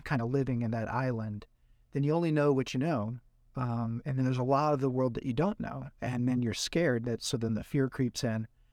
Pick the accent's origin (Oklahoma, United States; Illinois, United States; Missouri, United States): Missouri, United States; Jackson; also born or lived in Oregon; now in St. Louis, United States; I'm originally from Jackson, Missouri